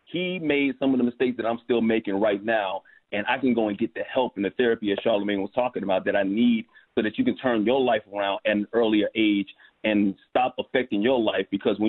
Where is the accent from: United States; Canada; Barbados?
United States; Alabama; also born or lived in Bronx; Yeah, I was born in the Bronx. I'm always going to be a New York dude, but Alabama is where my roots are. You know, that's where my formative years of my life.